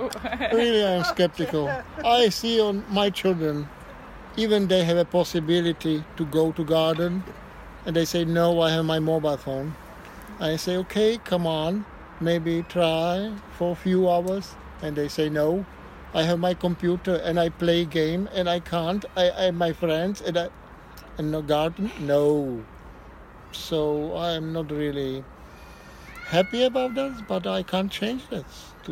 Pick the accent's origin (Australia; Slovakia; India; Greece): Slovakia; now in Vienna, Austria; I grew up in Slovakia.